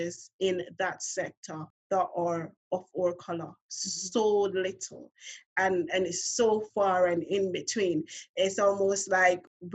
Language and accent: English; Montego Bay, Saint James, Jamaica; moved away as an adult; now in London, United Kingdom; I'm from Montego Bay